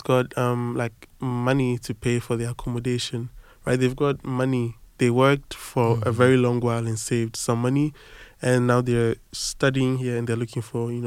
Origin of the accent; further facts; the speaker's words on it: a town near Accra, Greater Accra, Ghana; moved away as an adult; now in Paris, France; I am from Ghana. I'm from a town in the armpit of Accra